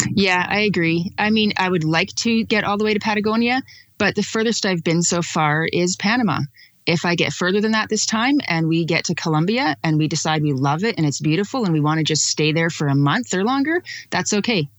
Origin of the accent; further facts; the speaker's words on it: Calgary, Alberta, Canada; I'm from Calgary, Alberta